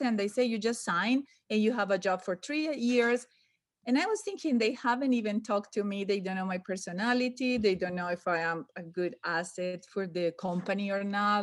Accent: Medellín, Antioquia, Colombia; English is a second language; moved away as an adult; now in United States; Medellin, my hometown

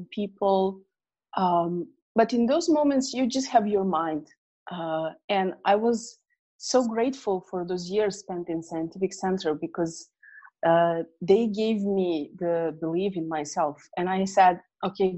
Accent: near Hungary, Vojvodina, Serbia; I was living in Yugoslavia back then, and there was war going on. If I may say that I was the lucky one to live closer to Hungary

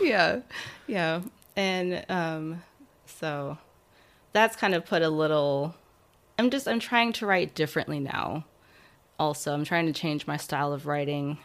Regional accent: Nebraska, United States; moved away as an adult; also born or lived in California; I was born in, um, in California, actually, but then from, like, three to eighteen, I grew up in Nebraska.

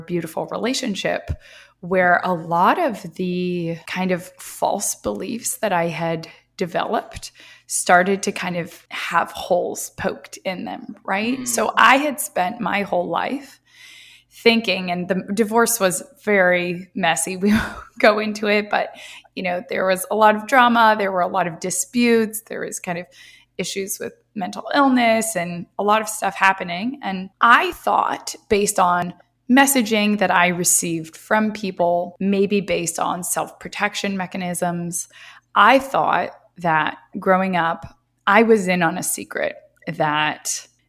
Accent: Marin County, California, United States; So yeah, I'm originally from the San Francisco Bay Area, right across the Golden Gate Bridge, a place called Marin County. And I grew up there my whole life. I was born there

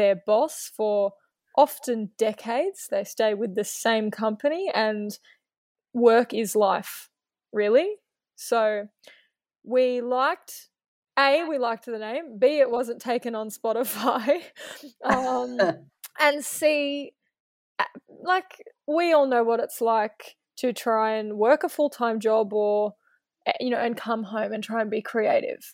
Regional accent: Australia; as an Australian

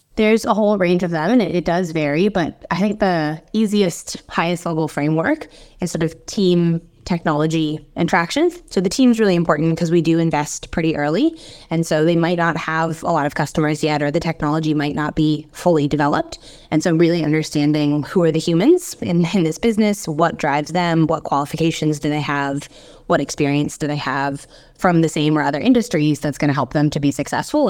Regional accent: United States; accent: American; moved away as an adult; now in Australia; I'm American originally, as you can tell by my accent

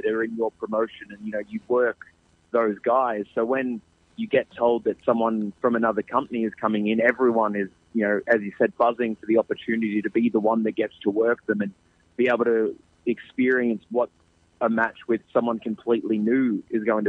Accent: Geelong, Victoria, Australia; it's my hometown. It's where I live

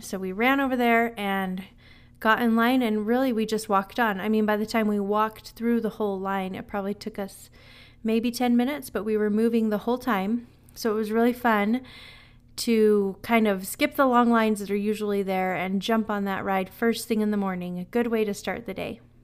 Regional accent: Utah, United States; I'm from Utah, so I'm used to the cold

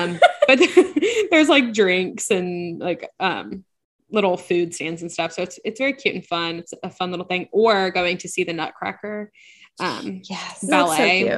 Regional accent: Louisiana, United States; So I am from Louisiana.

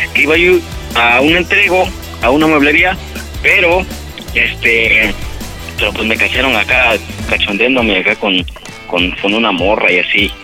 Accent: Puebla, Mexico; moved away as an adult; now in Mazatlán, Mexico; somos de Puebla, bueno, originario de Puebla, pero este, yo estoy en Mazatlán

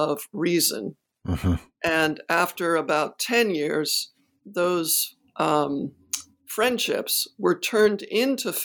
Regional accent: United States; I'm an American

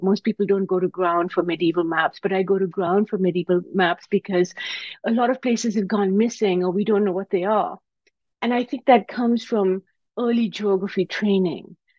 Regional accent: Karachi, Sindh, Pakistan; now in United States; I grew up in Karachi, Pakistan

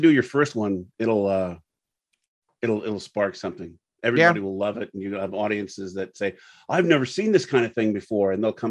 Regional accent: Pekin, Illinois, United States; I grew up in Pekin and Rick did too. And we went all through high school together.

